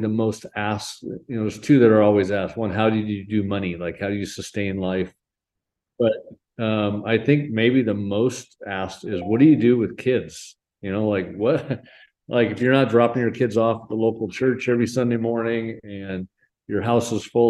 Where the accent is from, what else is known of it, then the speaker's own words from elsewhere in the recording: Portland, Oregon, United States; moved away as an adult; also born or lived in Denver, Colorado; now in Alton, United States; I hail from Portland, Oregon, hometown there